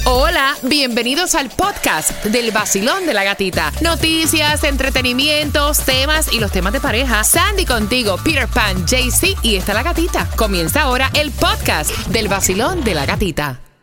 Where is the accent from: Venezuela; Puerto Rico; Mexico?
Puerto Rico; moved away as an adult; also born or lived in Orlando, Florida; Orlando fue mi primera casa cuando yo me fui de Puerto Rico